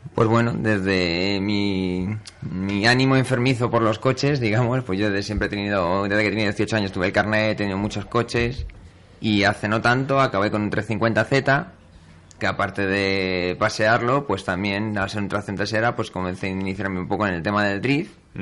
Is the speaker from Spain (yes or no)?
yes; Community of Madrid, Spain; como madrileño y como piloto de la zona centro